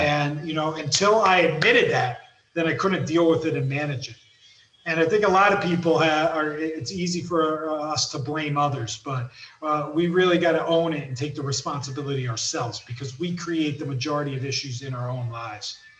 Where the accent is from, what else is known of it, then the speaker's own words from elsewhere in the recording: East Coast, United States; moved away; I'm I'm from the East Coast